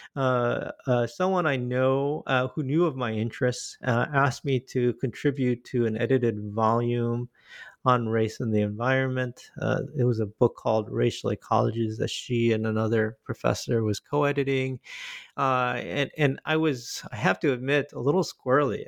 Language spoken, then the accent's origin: English; Michigan, United States; moved away as an adult; also born or lived in Korea; now in Boston, United States; I'm originally from Korea, but my family immigrated to Michigan when I was five years old. And, uh, I lived there, uh, uh, and went to school there